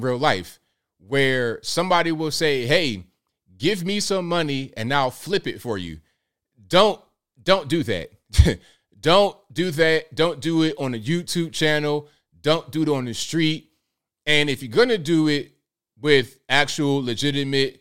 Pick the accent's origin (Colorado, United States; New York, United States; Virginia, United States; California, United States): Virginia, United States; Norfolk; I'm from Virginia, Norfolk